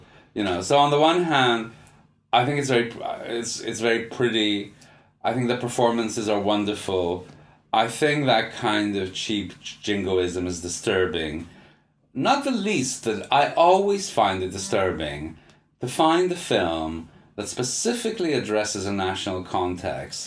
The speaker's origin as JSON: {"language": "English", "country": "Canada", "said": "as a Canadian"}